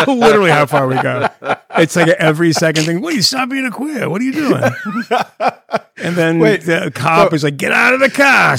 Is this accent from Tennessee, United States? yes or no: no; Massachusetts, United States; my hometown